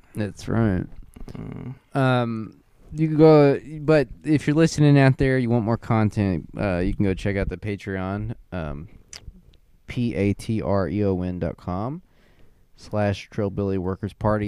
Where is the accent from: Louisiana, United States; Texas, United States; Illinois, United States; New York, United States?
Texas, United States; I'm from Texas